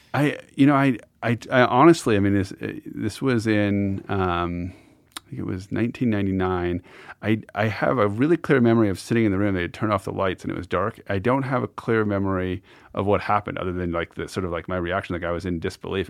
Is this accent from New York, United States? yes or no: no; Montana, United States; moved away; as a boy growing up in Montana